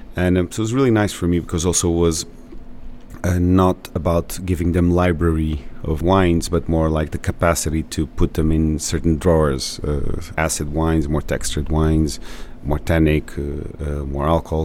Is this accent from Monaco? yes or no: no; São Miguel, Azores, Portugal; I'm from San Miguel